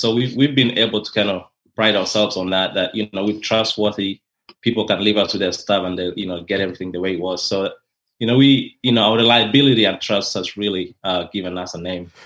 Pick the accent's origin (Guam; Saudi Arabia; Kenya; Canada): Kenya; moved away as an adult; now in Rome, Georgia, United States; I'm originally from Kenya, and that's in East Africa